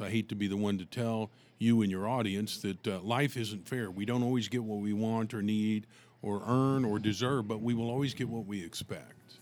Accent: Tulsa, Oklahoma, United States; when I was growing up here in my hometown of Tulsa, Oklahoma

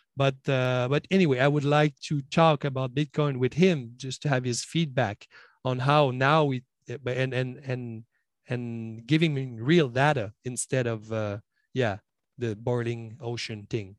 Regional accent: Quebec, Canada; English is a second language; I'm from Quebec.

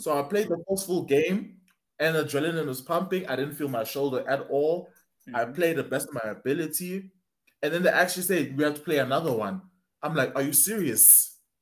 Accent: South Africa; I am from South Africa.

